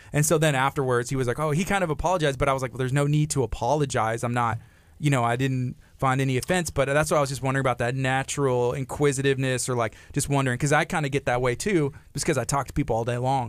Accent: La Marque, Texas, United States; I grew up, I grew up in Lamarck, you know, myself, and my parents still live here

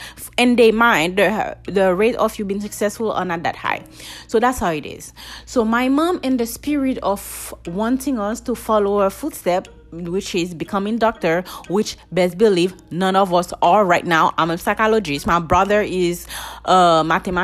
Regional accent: Haiti; English is a second language; moved away; that little Haitian girl growing up in Haiti

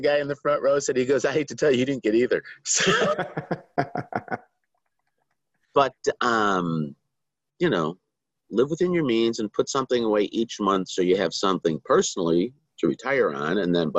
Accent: Chicago, Illinois, United States; I was. South side of Chicago. Went to St. Bede's Grammar School, went to St. Ignatius High School, and then spent 4 years at the University of Notre Dame.

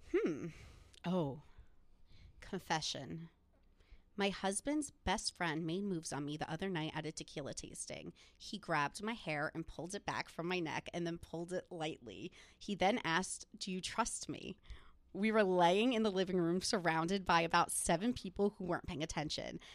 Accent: New Jersey, United States; I'm from New Jersey

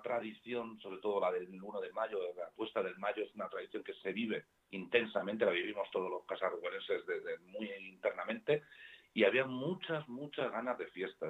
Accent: Community of Madrid, Spain; los que estamos al sur de Parla, que estamos al sur del sur, somos madrileños de tercera

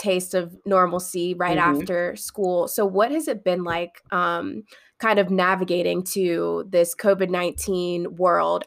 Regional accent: Maryland, United States; I'm from Maryland

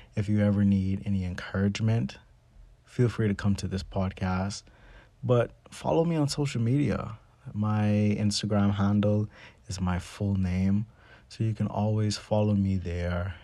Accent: Bahamas; Me growing up in the Bahamas

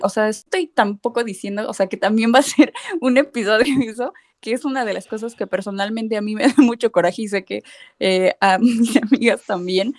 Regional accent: Mexico; nos restas a los diseñadores mexicanos

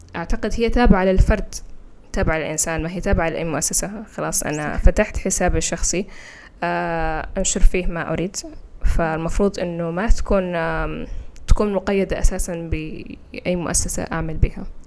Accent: Saudi Arabia; accent: Saudi; first language Fula; Arabic is a second language; now in Mauritania; لسه أتكلم باللهجة السعودية إلى الآن

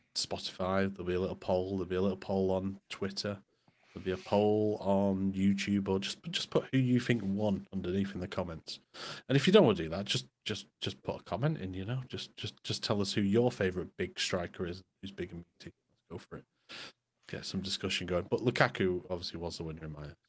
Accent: Morecambe, North West England, United Kingdom; moved away; I wasn't born in Morecambe, but I grew up in Morecambe.

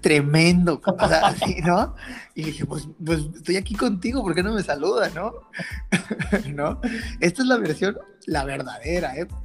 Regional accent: Mexico; Somos mexicanos

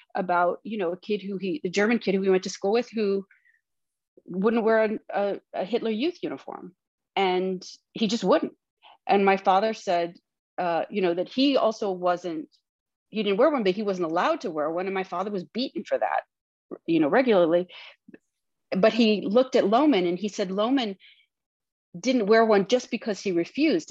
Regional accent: Lansing, Michigan, United States; I grew up in Lansing, Michigan, where my dad was not really like anybody else.

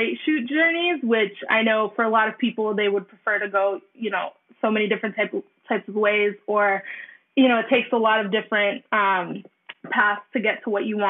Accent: Brockton, Massachusetts, United States; now in Bridgewater, United States; Bridgewater now, but I still, you know, home is Brockton

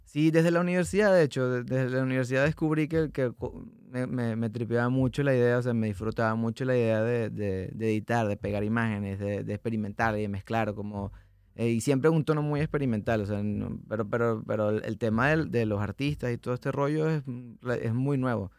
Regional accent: Puerto Ordaz, Bolívar, Venezuela; moved away as an adult; now in Monterrey, Mexico; no es mi ciudad natal, pero es la ciudad donde crecí, eh, en Puerto Ordaz.

